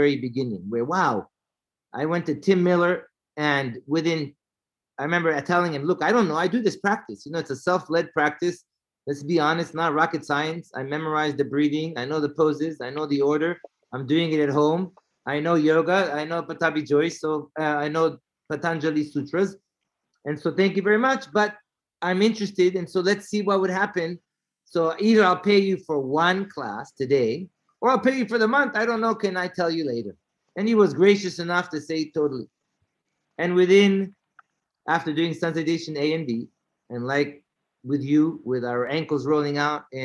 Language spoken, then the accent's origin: English; Israel; moved away; also born or lived in North Carolina; I was from Israel